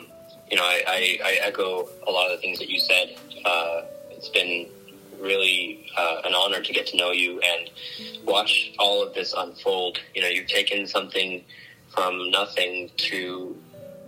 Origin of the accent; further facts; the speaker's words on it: San Francisco Bay Area, California, United States; also born or lived in Vernon Hills, Illinois; We're from the San Francisco Bay Area